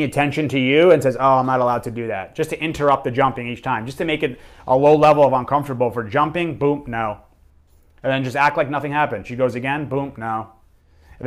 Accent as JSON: {"language": "English", "region": "New York", "country": "United States", "said": "I'm from New York"}